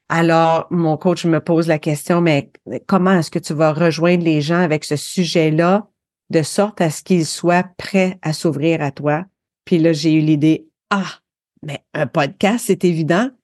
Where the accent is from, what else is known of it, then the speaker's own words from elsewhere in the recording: Sherbrooke, Quebec, Canada; accent: North American; moved away; also born or lived in Windsor, Quebec / Alberta / Ontario; Je viens des cantons de l'Est euh, au Québec, une petite ville qui s'appelait Windsor, mais ensuite on est déménagé à Sherbrooke.